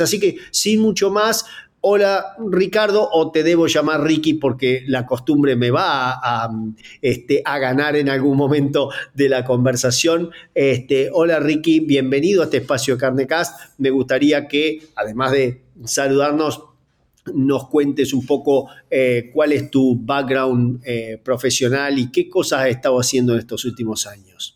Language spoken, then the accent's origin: Spanish; Gualeguaychú, Entre Ríos, Argentina; soy de Argentina, nací en un lugar llamado Gualeguaychú, en la provincia de Entre Ríos